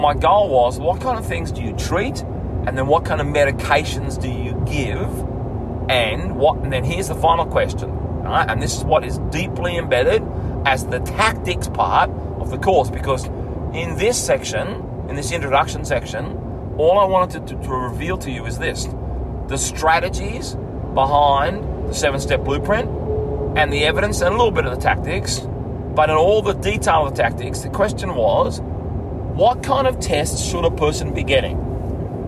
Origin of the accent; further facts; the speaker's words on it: Bega, New South Wales, Australia; my hometown that I grew up in Bega